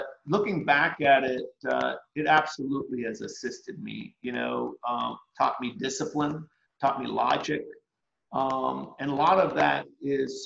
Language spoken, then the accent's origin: English; Cleveland, Tennessee, United States; also born or lived in Stockton, California; I grew up in Cleveland, Tennessee